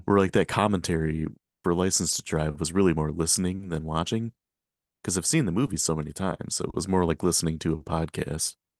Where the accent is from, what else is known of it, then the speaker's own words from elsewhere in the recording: Michigan, United States; I'm from Michigan